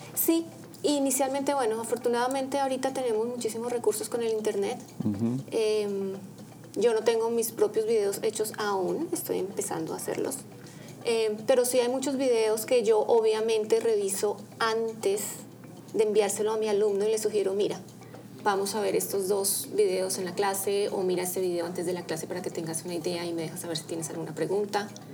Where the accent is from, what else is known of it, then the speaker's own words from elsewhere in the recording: Bogotá, Colombia; yo soy colombiana eh, de la ciudad de Bogotá